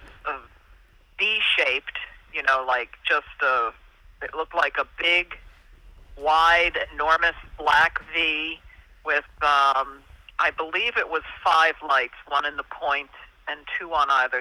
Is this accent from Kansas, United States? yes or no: no; Hudson Valley, New York, United States; I grew up in the Hudson Valley